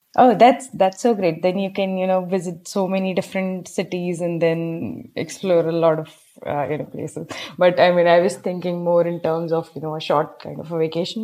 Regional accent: Bijnor, Uttar Pradesh, India; moved away as an adult; now in Hyderabad, India; currently I'm at my hometown. It's Bijnor, Uttar Pradesh.

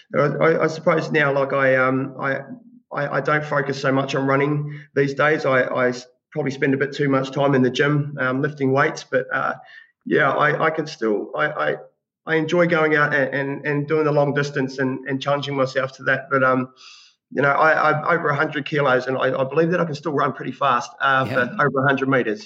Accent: Australia; now in New Zealand; I grew up in Australia

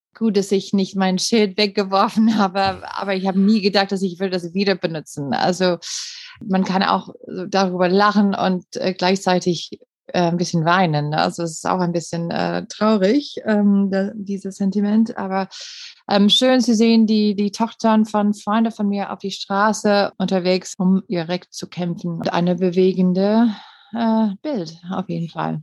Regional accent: Green Bay, Wisconsin, United States; German is a second language; moved away as an adult; now in Germany; ich komme aus Green Bay und Green Bay, Wisconsin

